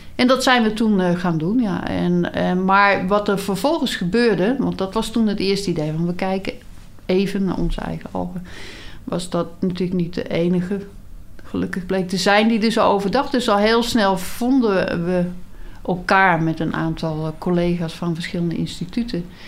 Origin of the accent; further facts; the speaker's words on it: North Brabant, Netherlands; ik ben wel geboren en getogen in Brabant